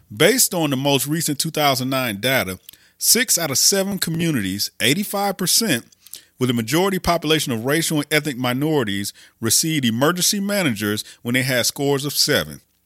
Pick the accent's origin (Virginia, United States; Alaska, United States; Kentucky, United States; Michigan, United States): Michigan, United States; Flint; the poisoning of my hometown